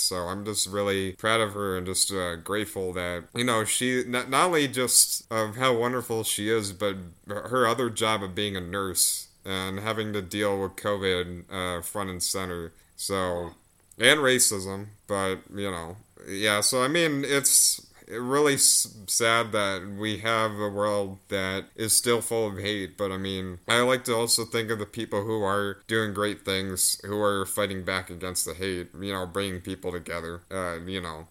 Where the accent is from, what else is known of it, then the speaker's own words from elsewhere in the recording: United States; I'm American